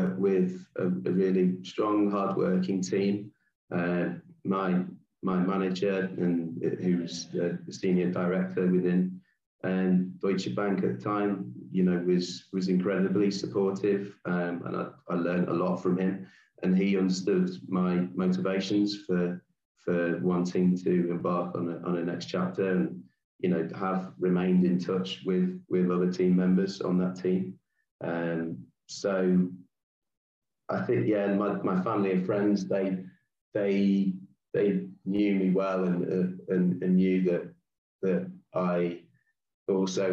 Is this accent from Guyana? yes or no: no; England, United Kingdom; moved away as an adult; So my background, I grew up in England.